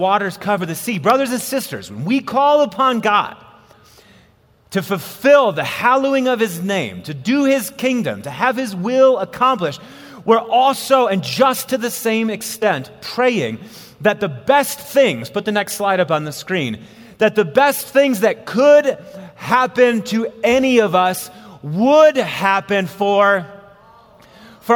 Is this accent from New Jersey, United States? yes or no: no; Wisconsin, United States; now in Colorado, United States; I was born and raised in Wisconsin. I've lived in Colorado now for 12 years